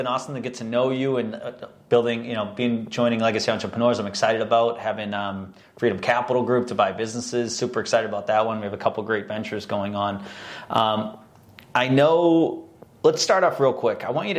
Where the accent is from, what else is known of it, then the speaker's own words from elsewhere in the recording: Boston, Massachusetts, United States; accent: Boston; my Boston accent just came out there.